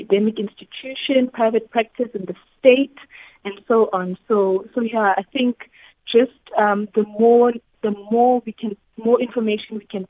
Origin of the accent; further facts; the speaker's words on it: Pietermaritzburg, KwaZulu-Natal, South Africa; I actually was born and raised in Pietermaritzburg